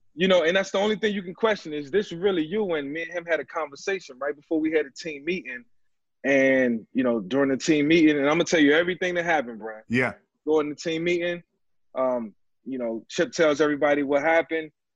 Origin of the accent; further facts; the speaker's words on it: Newport News, Virginia, United States; now in Florida, United States; my hometown, Newport News, where, where I grew up